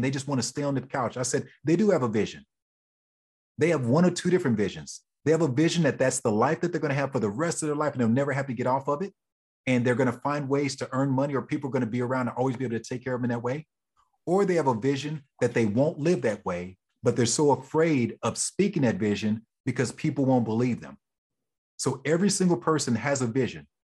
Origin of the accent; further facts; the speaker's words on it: Oklahoma, United States; moved away; I'm originally from Oklahoma